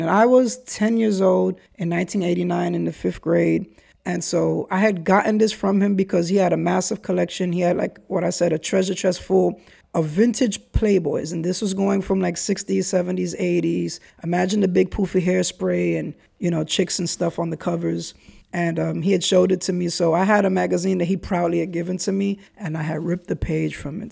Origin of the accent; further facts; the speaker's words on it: New York City, New York, United States; also born or lived in Brooklyn / Kingsbridge, the Bronx; Highbridge Chronicles in an area of the Bronx that I grew up